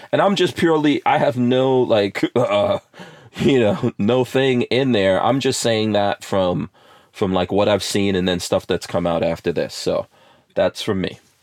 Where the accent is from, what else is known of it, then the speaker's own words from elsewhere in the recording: New York City, New York, United States; moved away; growing up in New York City and I grew up in New York in the 80s